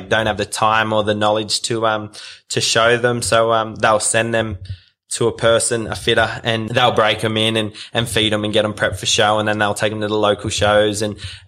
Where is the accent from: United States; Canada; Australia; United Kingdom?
Australia; Taree, New South Wales; moved away; also born or lived in Central Australia; I was born in Taree on the mid-north coast, and my parents own a dairy farm and Dyes Crossing. So I'm sixth generation. I'm one of six kids. So I've got three older sisters, then myself, a younger brother and a younger sister, and then we all grew up on the farm